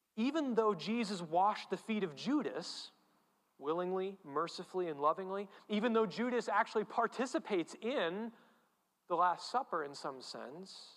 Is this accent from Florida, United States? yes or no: no; New England, Connecticut, United States; I'm from New England, I'm a Connecticut Yankee